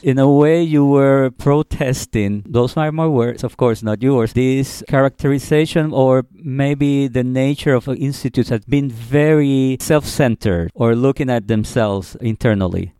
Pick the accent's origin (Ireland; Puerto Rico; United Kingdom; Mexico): Puerto Rico; now in New York City, United States; I'm from Puerto Rico, where again, there's a different way of handling money